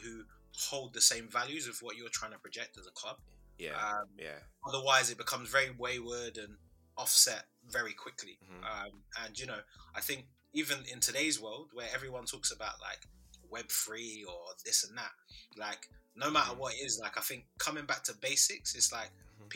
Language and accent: English; London, United Kingdom; I was born in London.